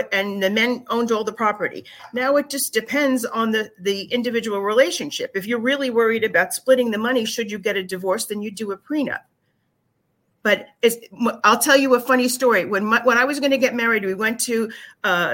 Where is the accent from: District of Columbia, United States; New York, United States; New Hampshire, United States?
New York, United States; Long Island; moved away as an adult; now in Florida, United States; I'm a Long Islander